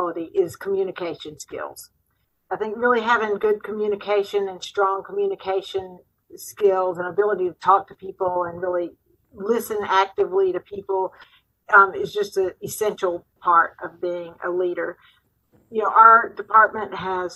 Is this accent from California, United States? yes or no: no; Mississippi, United States; also born or lived in Nashville, Tennessee; I'm from Mississippi. When I moved back to Mississippi from Vanderbilt and Nashville